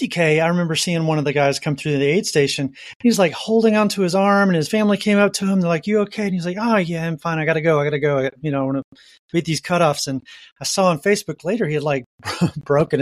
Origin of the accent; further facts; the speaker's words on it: the South, United States; now in Montana, United States; I grew up in the South, but now I'm in Montana